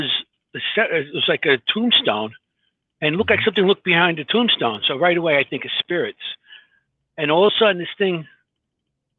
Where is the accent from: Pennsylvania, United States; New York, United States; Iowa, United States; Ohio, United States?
New York, United States; New York City; I'm from Queens